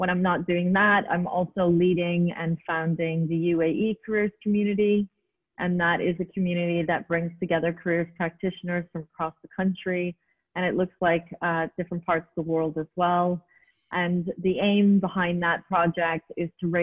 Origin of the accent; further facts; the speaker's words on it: Montreal, Quebec, Canada; moved away as an adult; now in United Arab Emirates; I was born and raised in Montreal, Quebec, Canada, and was there for all of my childhood and then moved to the United Arab Emirates back in the late 90s